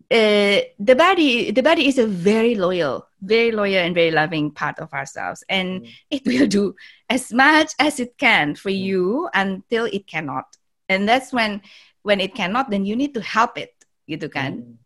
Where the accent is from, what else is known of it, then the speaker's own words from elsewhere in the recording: Java, Indonesia; Saya Jawa asli.